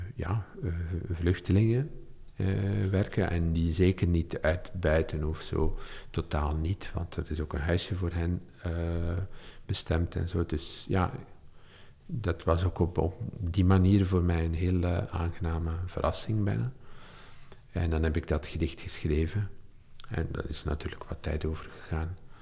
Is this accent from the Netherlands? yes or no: no; Olsene, Flanders, Belgium; also born or lived in Leuven / Deinze; het dorp wou leven waar ik opgegroeid ben